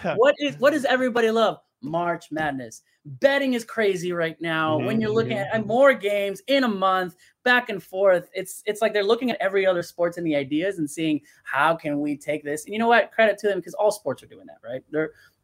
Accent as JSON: {"language": "English", "town": "León", "region": "Guanajuato", "country": "Mexico", "tie": "born or raised there", "said": "Leon, my team, my hometown team"}